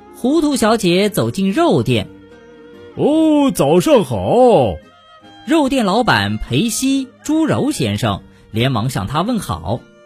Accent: China; 我们中国人使用人民币

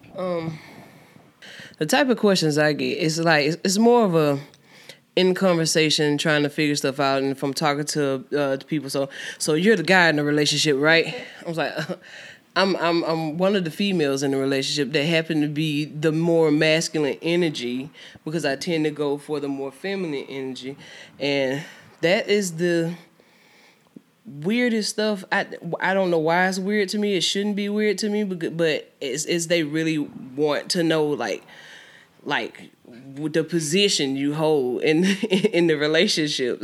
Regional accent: Albany, Georgia, United States; also born or lived in Houston County, Georgia; I'm from Albany, Georgia. Um, not born, but raised in Albany, Georgia

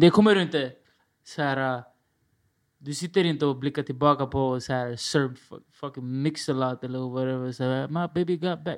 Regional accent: Stockholm, Stockholm County, Sweden; jag är från Rinkeby

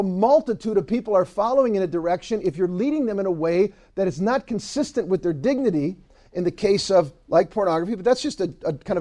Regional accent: Ann Arbor, Michigan, United States; I'm from Ann Arbor

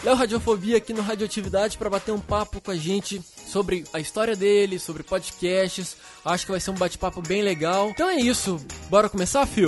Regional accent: Uberlândia, Minas Gerais, Brazil; moved away as an adult; now in São Paulo, Brazil; Eu sou de Uberlândia, Minas, Minas Gerais

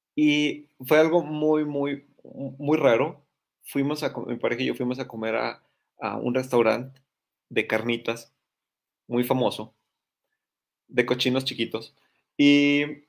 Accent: Monterrey, Nuevo León, Mexico; soy regio, orgulloso regio

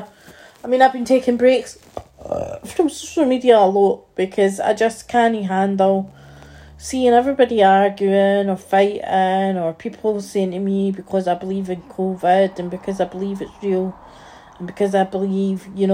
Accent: Scotland, United Kingdom; I am a Scottish fan

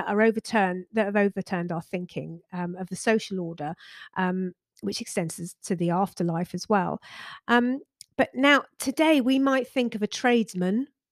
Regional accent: West Country, South West England, United Kingdom; accent: West Country; we're from the West Country, so people often say we sound like pirates

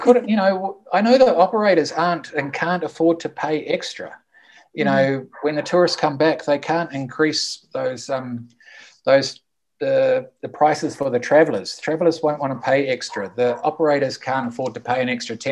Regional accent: New Zealand; also born or lived in Zona Cafetera, Colombia; now in Colombia; I'm a Kiwi who from New Zealand, who lives in the paradise, which we call the Zona Cafetera in Colombia.

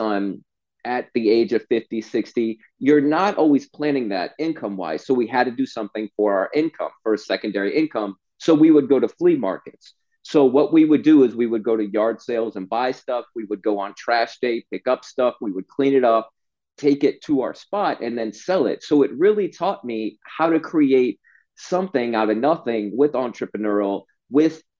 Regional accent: Stuart, Florida, United States; I grew up in Stuart, Florida

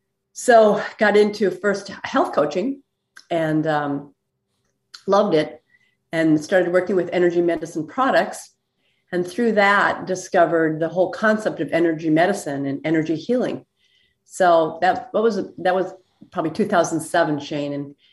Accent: Minneapolis, Minnesota, United States; The Minneapolis area.

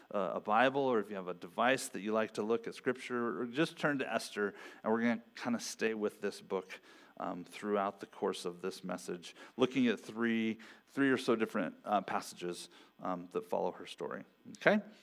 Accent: Ontario, Oregon, United States; I grew up in Ontario, Oregon, which isn't too far from here.

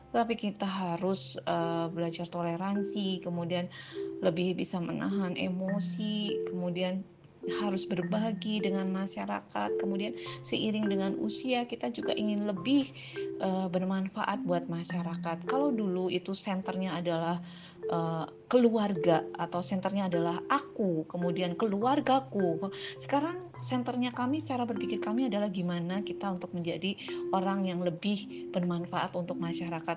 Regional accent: Purwokerto, Central Java, Indonesia; moved away as an adult; now in Palangkaraya, Indonesia; Saya berasal dari Jawa Tengah, tepatnya adalah kota Purwokerto, tetapi saat ini saya tinggal di Palangkaraya, Kalimantan Tengah

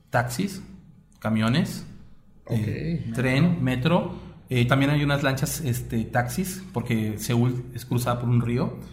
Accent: Mexico; Pues mira, para empezar. Como mexicano así de... Cosas que nos pasaron.

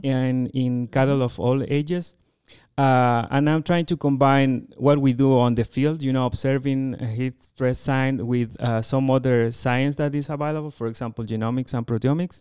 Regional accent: Chile; first language Spanish; English is a second language; moved away as an adult; also born or lived in United States / France; now in Colorado, United States; I am from Chile, uh, you know, from that very long country, a narrow country, very south in the world.

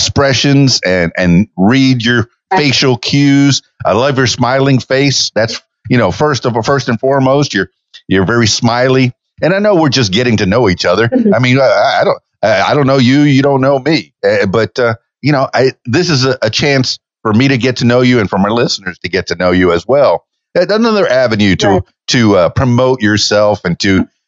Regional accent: Miami, Florida, United States; moved away as an adult; now in Central Arkansas, United States; I'm born and raised in Miami and the Florida Keys

